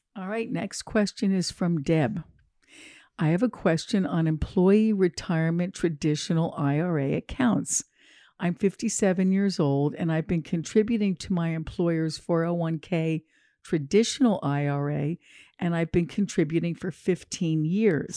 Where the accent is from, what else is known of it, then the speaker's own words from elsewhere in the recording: New Jersey, United States; I'm from New Jersey as well.